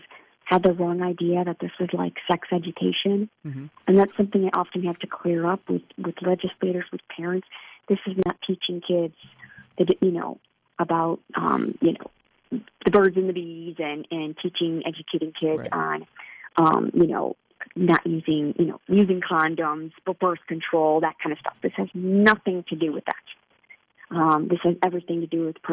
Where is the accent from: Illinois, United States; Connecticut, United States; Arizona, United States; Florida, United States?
Illinois, United States; my home state of Illinois